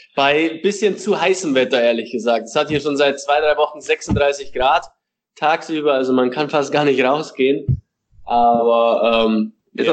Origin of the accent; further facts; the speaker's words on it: Regensburg, Bavaria, Germany; moved away as an adult; now in Chattanooga, United States; mit Regensburg, mit meiner Heimatstadt